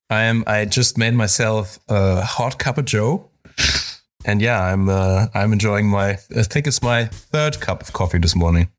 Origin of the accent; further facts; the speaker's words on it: Spain; I grew up in Spain, so I grew up a, around coffee also